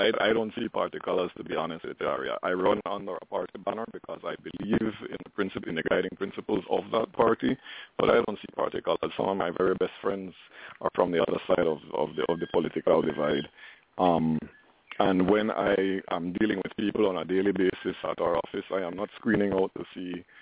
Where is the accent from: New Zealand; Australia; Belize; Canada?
Belize; Belmopan, Cayo District; I am from Belmopan. This is where I was born. This is where I went to primary school